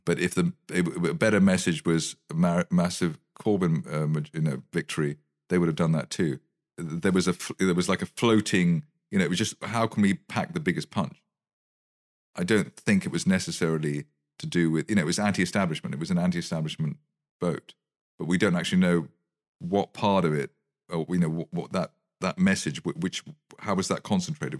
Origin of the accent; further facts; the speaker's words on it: United Kingdom; I'm very British.